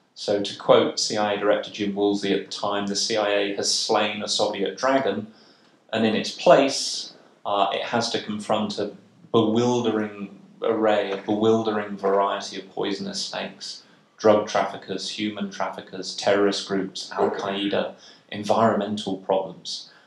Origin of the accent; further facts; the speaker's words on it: United Kingdom; in the United Kingdom, uh, my, my, my home country